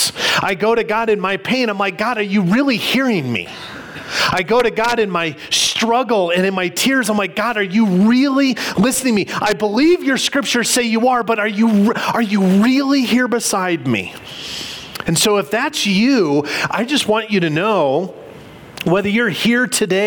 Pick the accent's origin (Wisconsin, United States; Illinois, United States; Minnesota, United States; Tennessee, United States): Illinois, United States; Illinois outside of Chicago, United States; I can remember as a kid growing up in Illinois outside of Chicago